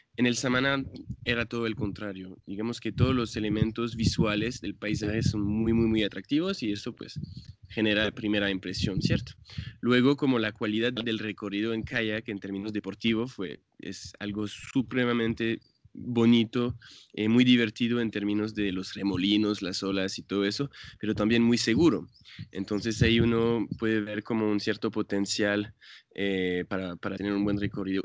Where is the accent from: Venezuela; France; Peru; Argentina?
France; Spanish is a second language; moved away as an adult; now in San Francisco, Colombia; yo soy eh, francés, pero ya llevo 10 años en Colombia.